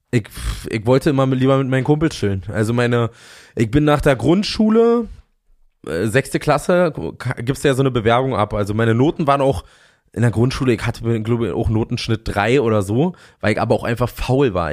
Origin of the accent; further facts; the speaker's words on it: Fürstenwalde, Brandenburg, Germany; ich komme aus Fürstenwalde